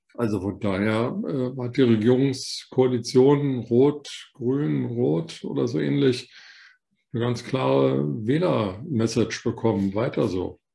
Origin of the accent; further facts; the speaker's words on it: West Germany, Germany; weil ich selber einer bin, ein Westdeutscher